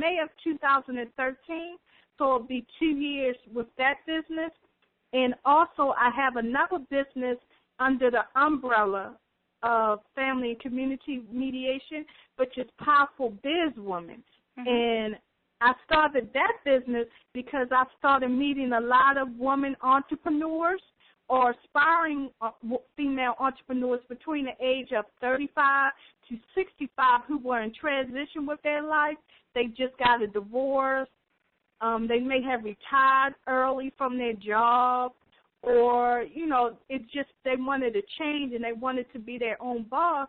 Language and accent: English; Baltimore, Maryland, United States; I'm from the Baltimore, Maryland area